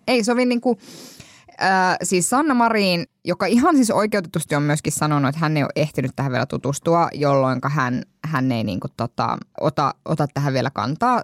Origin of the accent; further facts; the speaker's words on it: Kuopio, North Savo, Finland; olen Kuopiosta kotoisin